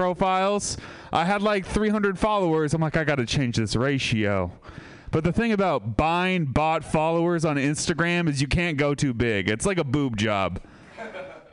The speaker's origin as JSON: {"language": "English", "town": "Sebastopol", "region": "California", "country": "United States", "said": "I'm from Sebastopol"}